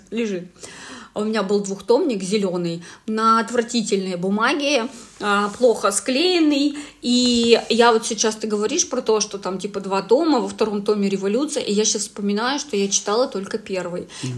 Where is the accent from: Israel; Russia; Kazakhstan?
Russia; Yekaterinburg, Sverdlovsk Oblast; я вообще с Екатеринбурга